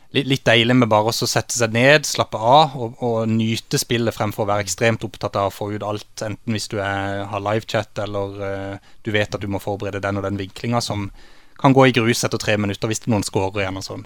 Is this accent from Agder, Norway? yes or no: yes; Kristiansand, Agder, Norway; jeg vokste opp i Torredalsveien på Lund, der mine foreldre fortsatt bor